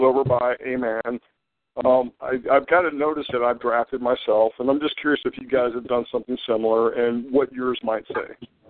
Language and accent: English; Florida, United States; also born or lived in Hawaii; I'm from Florida